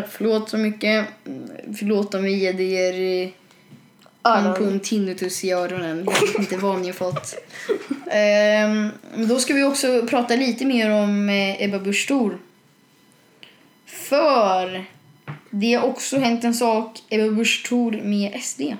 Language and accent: Swedish; Sweden; Fast jag är svensk.